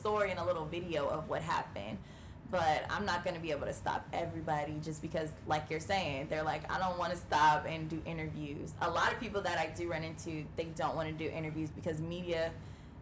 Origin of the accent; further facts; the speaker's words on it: California, United States; moved away; And I was in my hometown. I'm from California